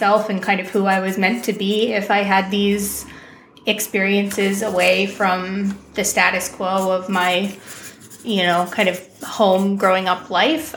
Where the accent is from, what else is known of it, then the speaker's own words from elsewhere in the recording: Southern Rhode Island, United States; moved away; I grew up in Southern Rhode Island by the water, lovely place